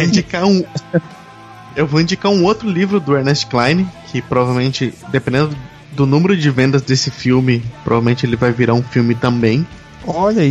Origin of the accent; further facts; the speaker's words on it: Brazil; eu sou um, também um game dev brasileiro